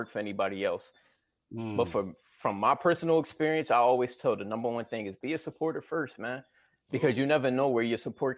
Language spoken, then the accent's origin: English; Philadelphia, Pennsylvania, United States; I'm from Philly